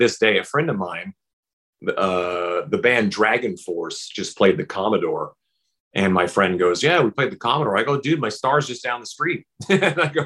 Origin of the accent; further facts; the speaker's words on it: Saskatchewan, Canada; moved away; also born or lived in Vancouver, Canada; growing up in Saskatchewan, all those major years of my life were spent in Vancouver